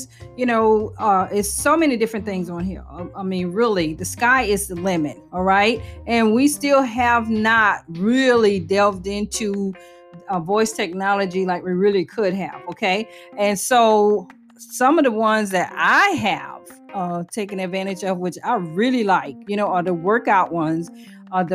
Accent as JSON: {"language": "English", "town": "New Orleans", "region": "Louisiana", "country": "United States", "said": "I'm from New Orleans"}